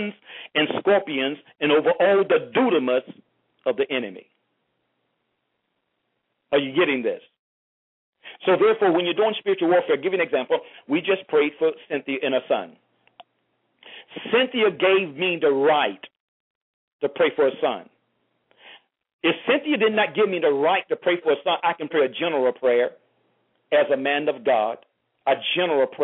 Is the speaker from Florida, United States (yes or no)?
yes; St. Petersburg, Florida, United States; now in Miami, United States; I'm originally from St. Petersburg, Florida, living in Miami